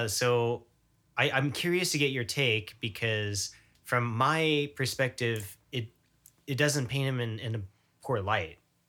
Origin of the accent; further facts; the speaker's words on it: Texas, United States; at least like for me when growing up in Texas.